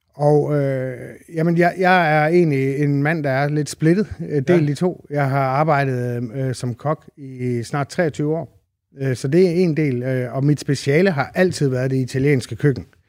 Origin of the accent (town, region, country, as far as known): Randers, Central Denmark Region, Denmark; born or raised there